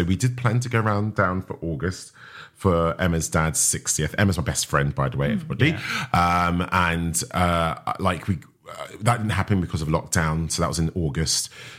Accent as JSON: {"language": "English", "town": "East Ham", "region": "London", "country": "United Kingdom", "tie": "born or raised there", "said": "I was born in East Ham, East"}